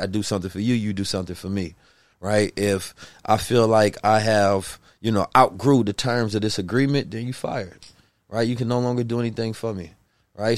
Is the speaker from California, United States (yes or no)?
yes; Oakland, California, United States; also born or lived in St. Louis, Missouri; I was born in St. Louis, raised in Oakland, California.